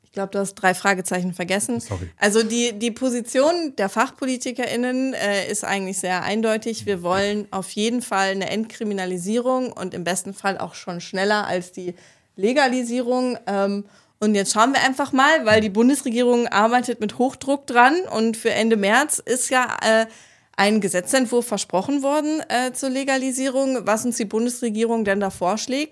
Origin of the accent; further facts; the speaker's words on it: Ruhr area, North Rhine-Westphalia, Germany; Ich komme aus dem Ruhrgebiet, da muss man sich im Kindergarten entscheiden, Schalke oder Dortmund